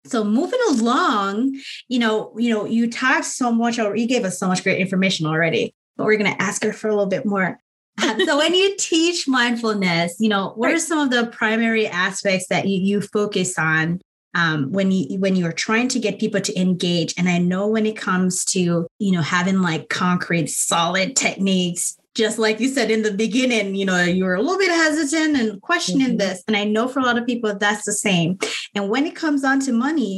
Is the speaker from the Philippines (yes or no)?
no; Jamaica; now in United States; I grew up in Jamaica